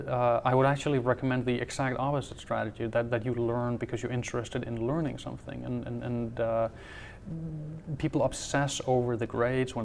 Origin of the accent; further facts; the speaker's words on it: Denmark; also born or lived in Aarhus; I actually grew up in a very small town close to the German border